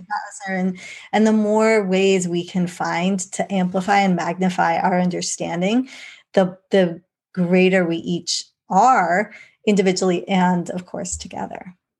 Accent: England, United Kingdom; I was born in England

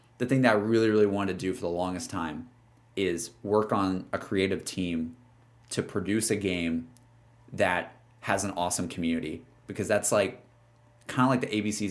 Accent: Alabama, United States; also born or lived in Austin, Texas; now in Los Angeles, United States; somebody yeah. who's from Alabama

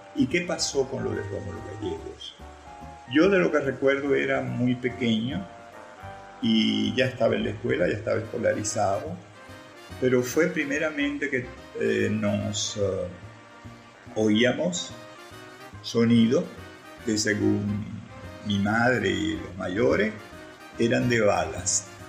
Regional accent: Maracaibo, Zulia, Venezuela; nací donde nací, que fue en Vallefríos

